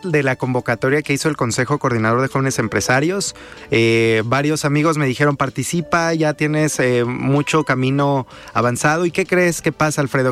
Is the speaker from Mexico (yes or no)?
yes; Mexico; nosotros somos juzgados como mexicanos